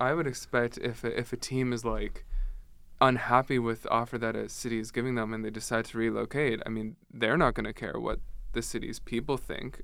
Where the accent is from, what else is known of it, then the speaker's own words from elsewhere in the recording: Ottawa, Ontario, Canada; I'm from Ottawa myself